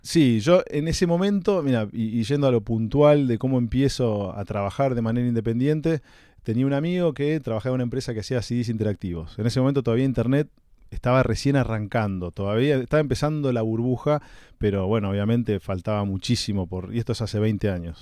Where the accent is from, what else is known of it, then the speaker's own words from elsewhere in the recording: Olivos, Buenos Aires Province, Argentina; viví prácticamente toda mi infancia en Olivos.